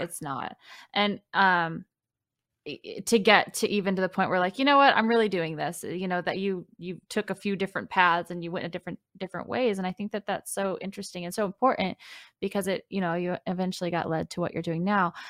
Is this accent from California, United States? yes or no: no; Floyds Knobs, Indiana, United States; the town that I'm from, which was Floyd's Knobs